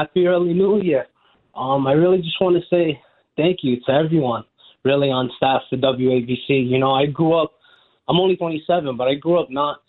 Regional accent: New York City, New York, United States; growing up in Brooklyn

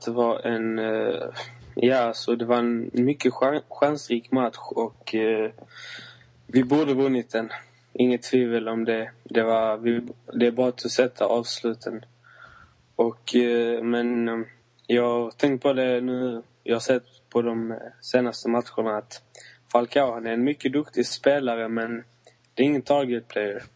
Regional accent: Malmö, Skåne, Sweden; jag bor i Malmö som är min hemstad

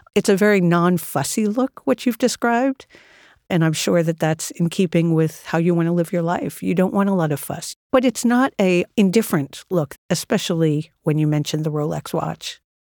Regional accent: New York City, New York, United States; I spent my entire life in and around New York City

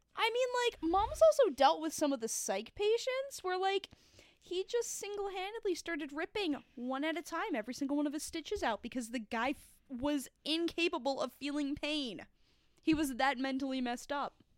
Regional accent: Florida, New York, United States; I grew up in Orange County, New York, in the town of Florida

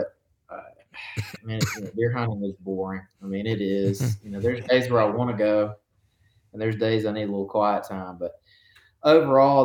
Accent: Northeast Alabama, United States; I'm from Northeast Alabama, which is where I still currently live.

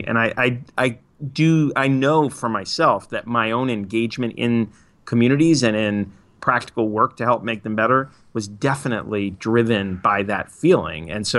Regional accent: New York, United States; also born or lived in Massachusetts / Minneapolis / Otsego County, New York / Trenton, New Jersey; now in Boston, United States; I grew up in New York, went to college in Western Mass, lived in Minneapolis, in Otsego County, New York, in Trenton, New Jersey, now in Boston.

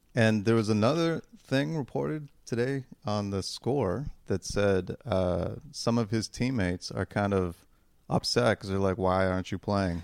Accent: Toronto, Ontario, Canada; we're from Toronto

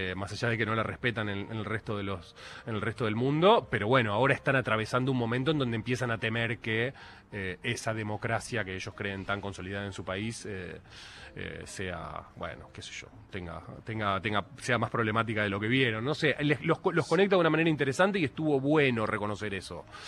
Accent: Argentina; como argentinos

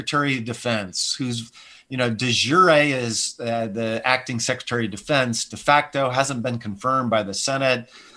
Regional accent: Montana, United States; now in California, United States; I'm from Montana

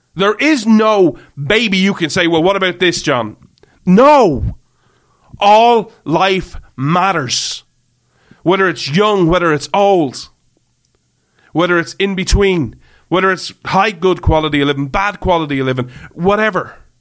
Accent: Ireland; I grew up in Ireland. I live in Ireland

